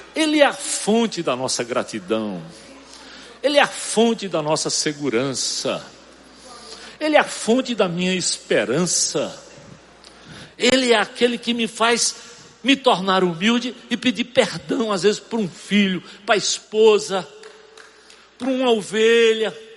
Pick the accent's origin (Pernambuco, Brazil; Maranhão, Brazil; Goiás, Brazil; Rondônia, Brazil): Pernambuco, Brazil; sertão of; Eu sei de onde eu venho, eu sei onde eu nasci, alto índice de mortalidade infantil, sertão de Pernambuco, religiosidade pobre. Era difícil o dia que eu não via crianças serem enterradas naquele cemitériozinho